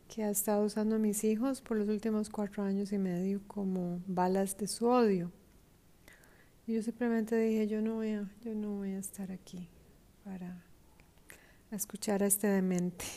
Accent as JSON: {"language": "Spanish", "country": "Costa Rica", "moved": "yes", "said": "en mi país, Costa Rica"}